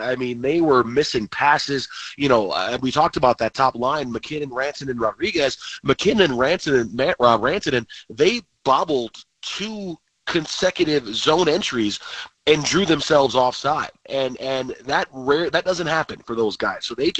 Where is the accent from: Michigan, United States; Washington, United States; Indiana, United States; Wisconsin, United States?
Michigan, United States; Detroit; moved away; I grew up in Detroit.